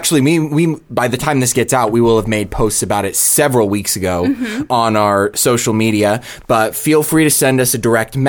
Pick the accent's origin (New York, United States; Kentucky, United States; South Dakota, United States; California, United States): California, United States; Santa Rosa; now in Southern California, United States; I grew up in Santa Rosa, wine country, Sonoma County kind of deal